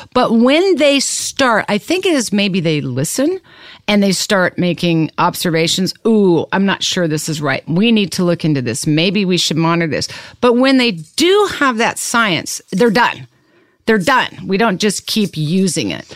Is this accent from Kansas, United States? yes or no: yes; Lawrence, Kansas, United States; I'm from Kansas. I was born and raised in Lawrence